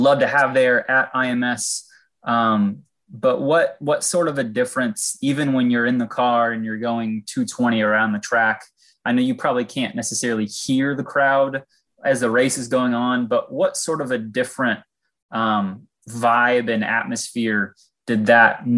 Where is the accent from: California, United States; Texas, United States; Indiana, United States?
Indiana, United States; Noblesville; growing up in Noblesville